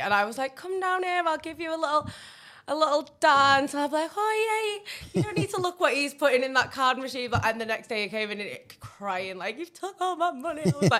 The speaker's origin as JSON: {"language": "English", "town": "Wakefield", "region": "Yorkshire and the Humber", "country": "United Kingdom", "said": "It's Wakefield"}